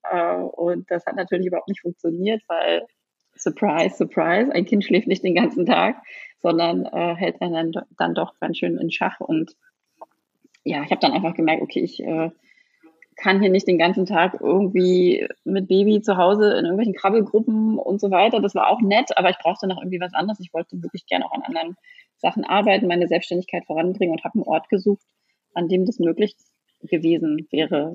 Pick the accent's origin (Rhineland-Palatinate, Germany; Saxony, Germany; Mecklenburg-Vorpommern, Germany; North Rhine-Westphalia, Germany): Mecklenburg-Vorpommern, Germany; Neustrelitz; moved away; also born or lived in Berlin; wieder zurück in meine Heimatstadt gezogen, nach Mecklenburg-Vorpommern, nach Neustrelitz